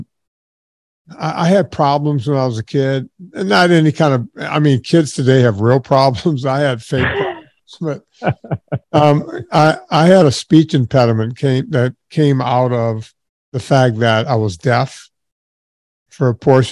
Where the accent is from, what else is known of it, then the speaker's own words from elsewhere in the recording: southern Louisiana, United States; I grew up in the smallest town ever in southern Louisiana